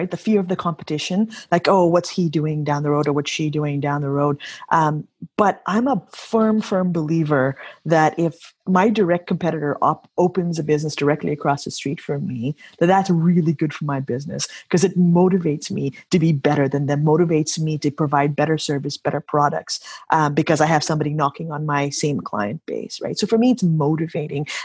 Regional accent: Kenya; now in Canada; And never in my history of being a Canadian, I immigrated to Canada in 1988 from Africa, from Kenya.

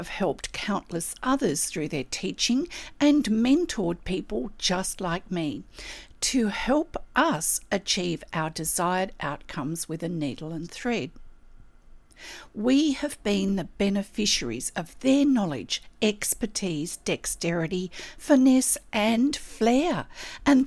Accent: Australia; I'm an Australian textile artist

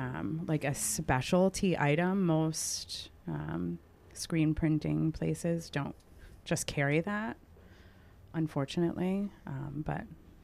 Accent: Togus Pond, Maine, United States; I grew up right on Togus Pond

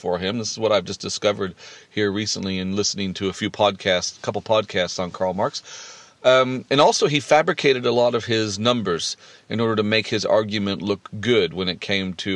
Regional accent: United States; growing up in America in the 80s

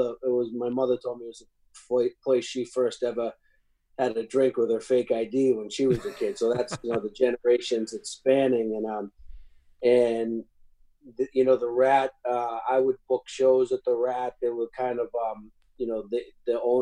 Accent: Boston, Massachusetts, United States; growing up in Boston

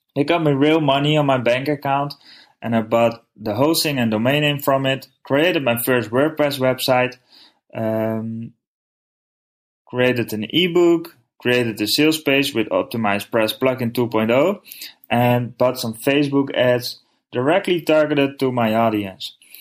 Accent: Netherlands; I'm from the Netherlands

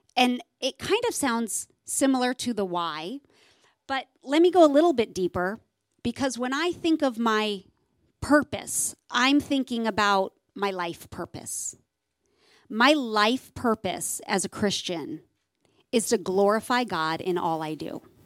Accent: Southern California, United States; I grew up here in Southern California

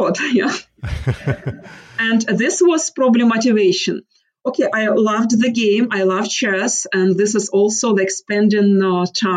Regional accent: Mariupol, Donetsk Oblast, Ukraine; moved away as an adult; now in United States; I'm from Mariupol

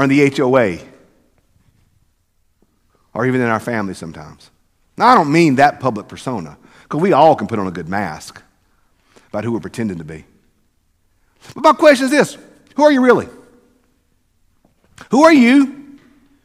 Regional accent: Southern United States, United States; also born or lived in Mississippi; that's Southerners, y'all. That's what we do.

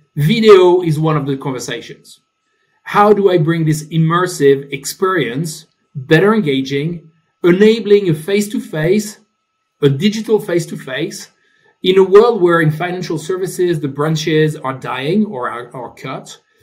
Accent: France; English is a second language; moved away as an adult; also born or lived in United Kingdom / Germany; now in Stockholm, Sweden; As you can hear, I'm from France, uh, but I've been living in the UK, in Germany, now in Sweden.

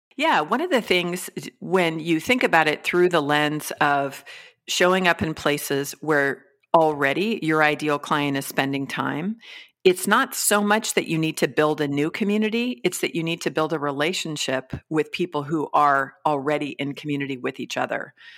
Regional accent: California, United States; also born or lived in Mexico / Colombia; I'm from California originally

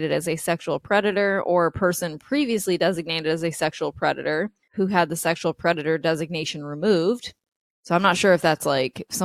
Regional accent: New York, United States; I grew up in New York

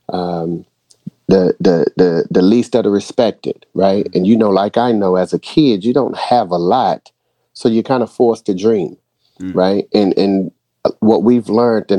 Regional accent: Boston, Massachusetts, United States; now in North Carolina, United States; originally I was from Boston. So I grew up in the same housing project as … before I moved to North Carolina

